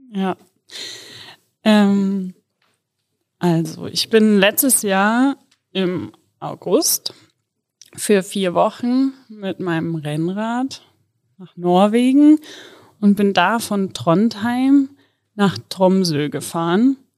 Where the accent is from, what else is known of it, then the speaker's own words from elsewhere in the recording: Kassel, Hesse, Germany; moved away as an adult; Ich komme ursprünglich aus Kassel und ja, da war ich tatsächlich bis ich 24 war, nonstop immer im gleichen Haus